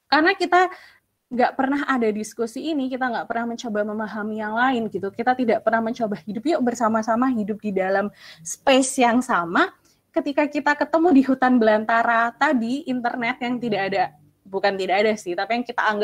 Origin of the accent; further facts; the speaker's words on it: Java, Indonesia; Misalnya kayak sebagai orang Jawa gitu, aku sering ditegur sama uh, anggota keluargaku yang lebih senior gitu.